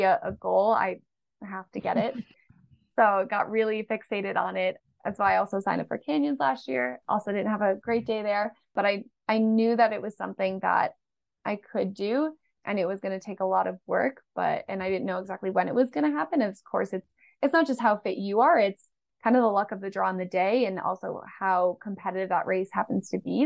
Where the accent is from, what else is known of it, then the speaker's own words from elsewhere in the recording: Boston, Massachusetts, United States; I grew up in Boston